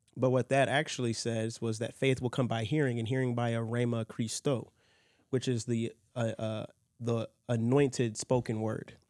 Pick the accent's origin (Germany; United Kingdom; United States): United States; I grew up in a Presbyterian church in America because of family